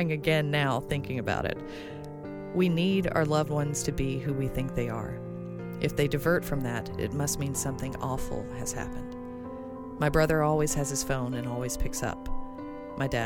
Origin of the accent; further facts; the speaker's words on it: Alabama, United States; I'm from Alabama